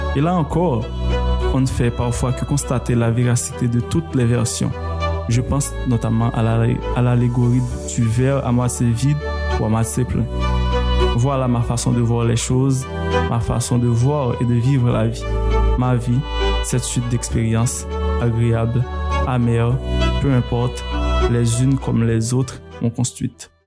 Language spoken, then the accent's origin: French; Saint-Marc, Artibonite, Haiti; je suis né à Saint-Marc et j'ai grandi. En tout cas, j'ai passé les 11 premières années de, de, de ma vie à Hautefeuille, donc un petit village.